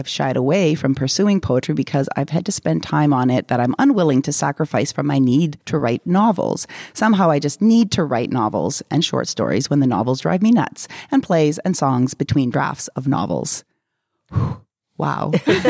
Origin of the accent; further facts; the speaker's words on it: Winnipeg, Manitoba, Canada; born there; No, I was born in Winnipeg, but then I didn't stay in Winnipeg, but I've returned to Winnipeg 2011, so.